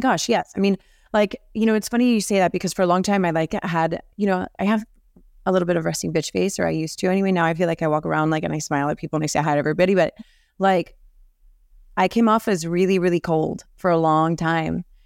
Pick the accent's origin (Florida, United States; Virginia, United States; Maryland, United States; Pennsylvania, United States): Florida, United States; Miami; I was born and raised here in Miami